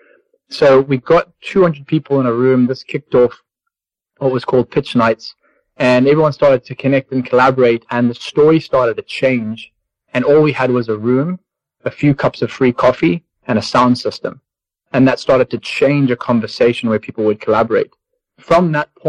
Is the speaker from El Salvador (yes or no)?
no; Zimbabwe; growing up in Zimbabwe